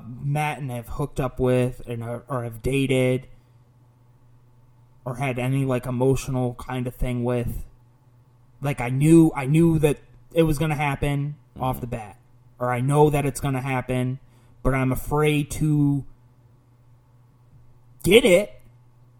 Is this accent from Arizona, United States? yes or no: no; Oswego, Illinois, United States; also born or lived in Orange County / Chicago; Oswego now, because I've lived here longer